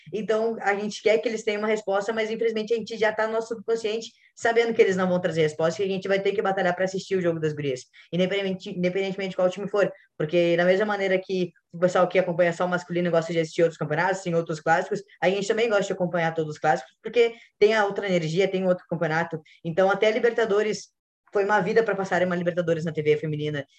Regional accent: Porto Alegre, Rio Grande do Sul, Brazil; eu sou aqui de Porto Alegre também

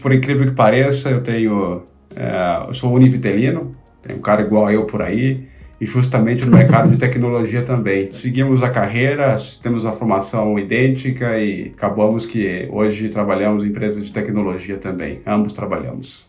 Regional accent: São Paulo, Brazil; Eu sou paulistano, da Gema, para ser mais preciso, eu nasci em Itaquera, né, no município de São Paulo

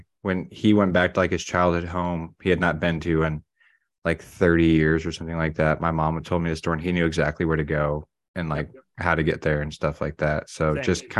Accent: Missouri, United States; I'm from Missouri.

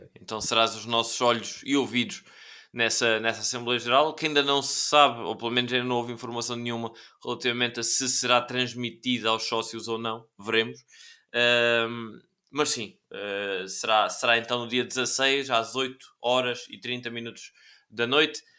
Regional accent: Évora, Alentejo, Portugal; dos dois clubes da minha terra, do, do Juventude e do Lusitano de Évora

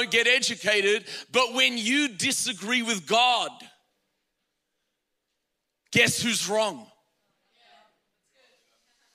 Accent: Australia; now in United States; I'm Australian

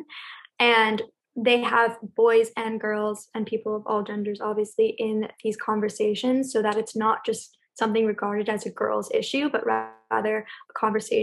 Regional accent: Los Angeles, California, United States; I grew up in Los Angeles

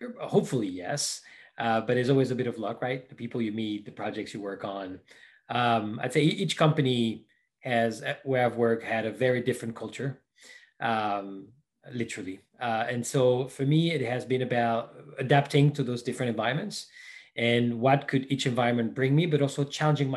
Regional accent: Paris, Île-de-France, France; moved away as an adult; also born or lived in Brazil / Florida; now in Seattle, United States; I was born in Paris, France. So that's where I spent most of my life

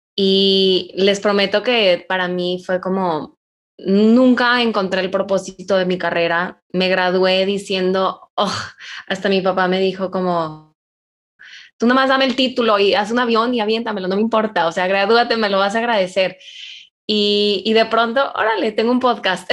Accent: Monterrey, Nuevo León, Mexico; soy de Monterrey

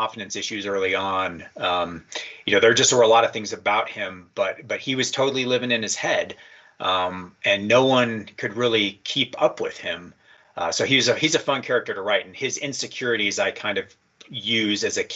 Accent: Colorado, United States; I was just growing up in Colorado

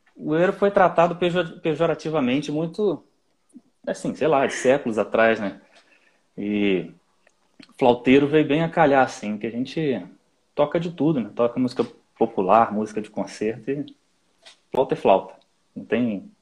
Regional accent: Nova Friburgo, Rio de Janeiro, Brazil; now in Rio de Janeiro, Brazil; eu não sou daqui da cidade do Rio de Janeiro, eu sou de uma cidade aqui no interior, na Serra, que se chama Nova Friburgo

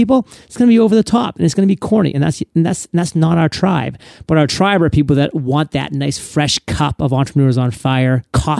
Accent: Maine, United States; I mean, you're talking to a Mainer right now. I mean, I'm from Maine. We've done all that stuff. I mean, we split wood every single fall, literally.

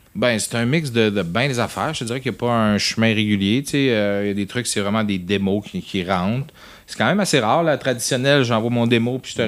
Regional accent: Saguenay, Quebec, Canada; moved away; on vient tous du Saguenay, on va souvent là, c'était chez nous.

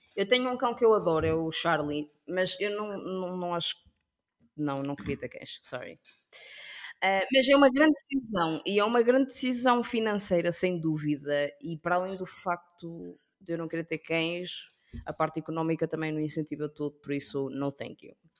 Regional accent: Portugal; also born or lived in Africa; sou portuguesa, mas ao mesmo tempo sou africana

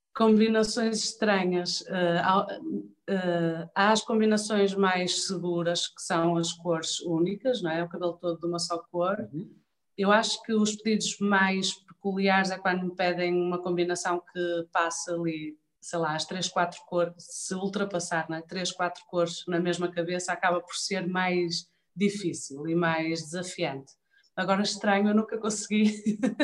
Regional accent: Vila Nova de Famalicão, Norte, Portugal; moved away as an adult; now in Viana do Castelo, Portugal; eu gosto muito de Famalicão, foi a cidade onde eu cresci

